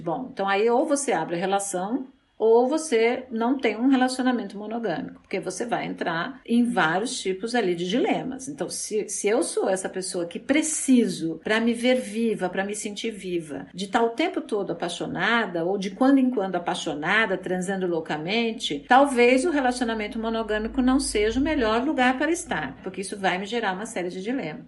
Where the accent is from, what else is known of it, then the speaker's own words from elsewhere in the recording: São Paulo, Brazil; eu nasci em São Paulo, eu sou a segunda filha de três filhos, de um casal de professores